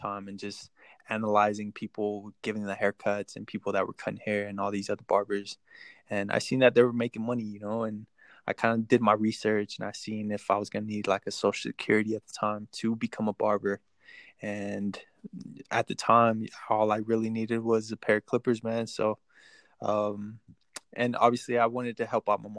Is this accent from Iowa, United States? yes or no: no; Texas, United States; also born or lived in Mexico; I was born in Mexico, raised in Texas most of my life